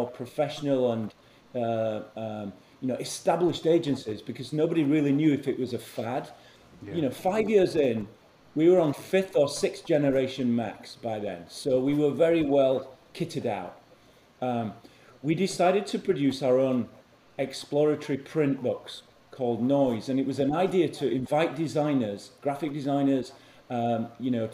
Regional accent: Huddersfield, Yorkshire and the Humber, United Kingdom; I'm from Huddersfield, Yorkshire town, a mill town in the north of England.

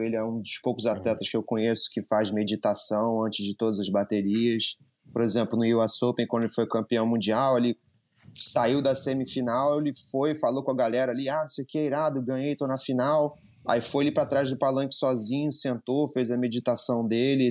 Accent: Rio de Janeiro, Brazil; moved away as an adult; now in United States; E eu sou do Rio de Janeiro, do Postinho, eu e o André, a gente cresceu surfando lá

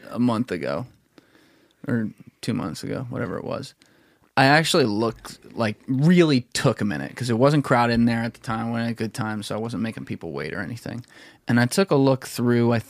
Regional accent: the South, United States; accent: Southern; of my southern accent.

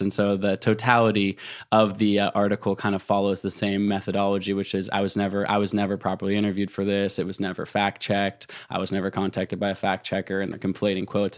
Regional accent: Portland, Oregon, United States; now in Jackson Hole, United States; my hometown bookstore, uh, in Portland, Oregon

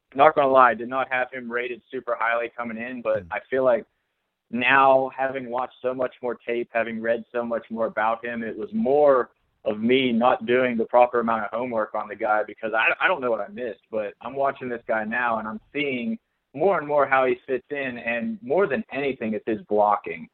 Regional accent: McConnellsburg, Pennsylvania, United States; moved away as an adult; also born or lived in Morgantown, West Virginia; I grew up in South Central PA, so not actually in Pittsburgh at all. Uh, it was a little town called McConnellsburg, Pennsylvania, in Fulton County

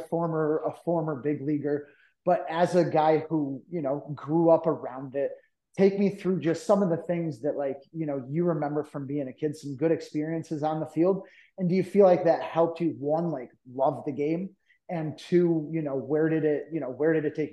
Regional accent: Cooperstown, New York, United States; I'm from Cooperstown, New York originally.

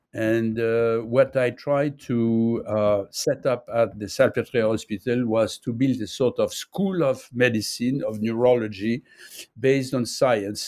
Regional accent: Nice, Provence-Alpes-Côte d'Azur, France; English is a second language; now in Paris, France; I was born in Nice. Uh, I'm living in Paris

